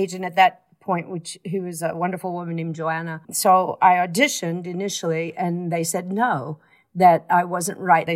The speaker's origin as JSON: {"language": "English", "town": "Fort Worth", "region": "Texas", "country": "United States", "tie": "born or raised there", "also_born_or_lived": "New York", "moved": "yes", "said": "where I grew up in Fort Worth."}